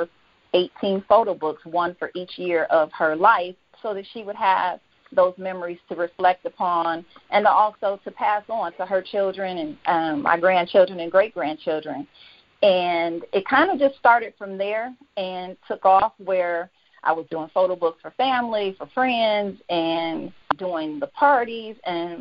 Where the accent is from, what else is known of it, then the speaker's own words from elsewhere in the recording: Detroit, Michigan, United States; moved away as an adult; now in Georgia, United States; I'm from born and raised in Detroit. I'm currently living in Georgia. I've been here for 13 years now.